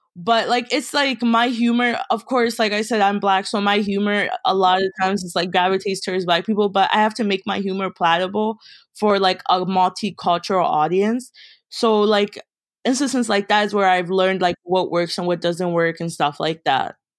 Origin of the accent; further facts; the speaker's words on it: Baltimore, Maryland, United States; also born or lived in Kenya; I'm from Baltimore, Maryland, but originally I'm from Kenya. I came to America when I was four